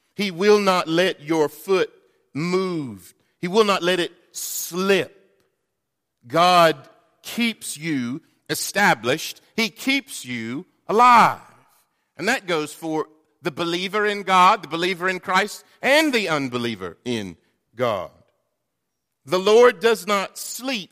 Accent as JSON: {"language": "English", "region": "North Carolina", "country": "United States", "tie": "born or raised there", "moved": "yes", "said": "I'm from North Carolina"}